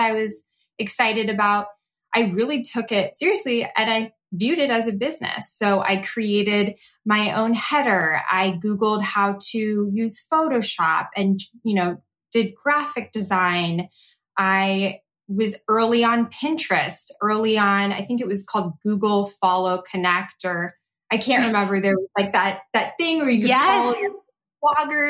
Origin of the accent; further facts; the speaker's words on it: Scottsdale, Arizona, United States; I grew up in Scottsdale, Arizona